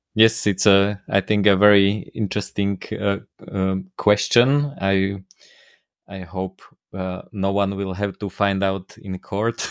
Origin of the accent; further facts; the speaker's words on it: Slovakia; first language Slovak; English is a second language; my native language slovak